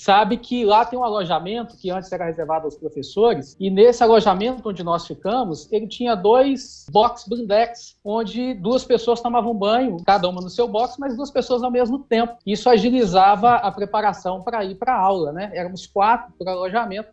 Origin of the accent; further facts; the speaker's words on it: Itabira, Minas Gerais, Brazil; Eu sou natural de Tabira, que fica a 100 quilômetros de Belo Horizonte.